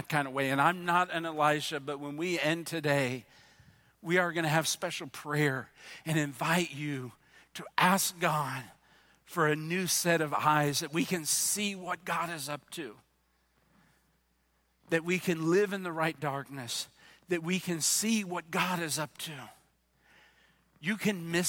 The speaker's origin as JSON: {"language": "English", "region": "New Jersey", "country": "United States", "said": "I'm from New Jersey"}